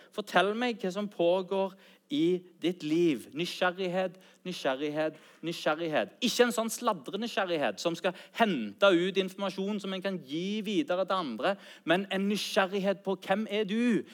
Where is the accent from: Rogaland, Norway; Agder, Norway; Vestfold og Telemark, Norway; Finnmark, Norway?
Rogaland, Norway; Sandnes; also born or lived in Bryne; Mine foreldre de flytta fra Bryne til Sandnes når jeg var åtte år